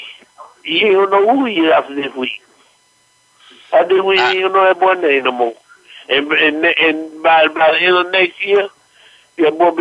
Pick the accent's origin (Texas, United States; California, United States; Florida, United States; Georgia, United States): Florida, United States; I'm from Florida. I'm from Lousy. I've been here all my life.